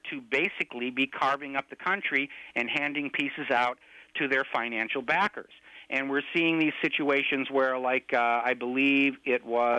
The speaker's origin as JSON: {"language": "English", "country": "United States", "said": "as an American"}